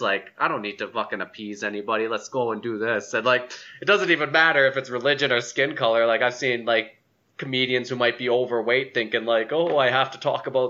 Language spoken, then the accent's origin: English; Alberta, Canada; I grew up in Alberta, so like I did like a lot of small town shows around Alberta and stuff, so like I always felt the need that I needed to kind of mention like me being brown, me being Muslim